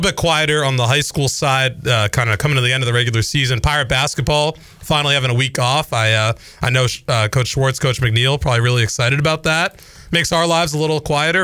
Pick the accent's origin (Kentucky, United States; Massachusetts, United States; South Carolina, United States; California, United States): Massachusetts, United States; Boston area; moved away; Boston area